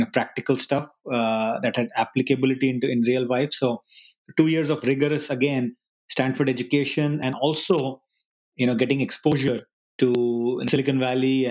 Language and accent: English; Hyderabad, Telangana, India; moved away as an adult; now in United States; I was born in this city called Hyderabad